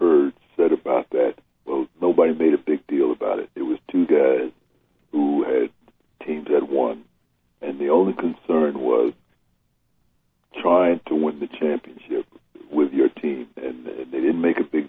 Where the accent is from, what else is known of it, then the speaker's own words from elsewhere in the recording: Newark, New Jersey, United States; I grew up in Newark, New Jersey.